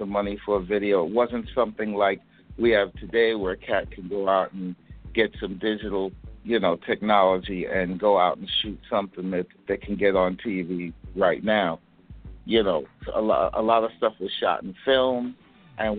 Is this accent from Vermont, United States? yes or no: no; New York City, New York, United States; I'm from New York, from Brooklyn